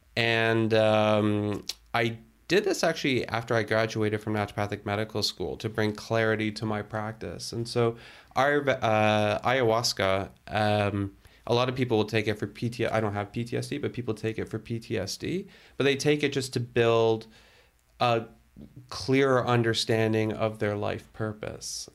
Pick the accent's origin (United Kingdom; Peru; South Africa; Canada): Canada; Toronto, Ontario; moved away as an adult; also born or lived in Burlington; now in Ottawa, Canada; I was born and raised in Toronto. Um, although for my dad's work, we lived internationally, that was pretty much home for me.